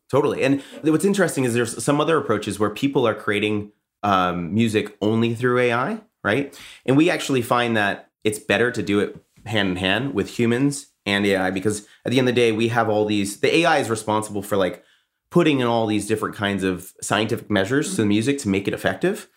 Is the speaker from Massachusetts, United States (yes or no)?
yes; Boston, Massachusetts, United States; I'm from Boston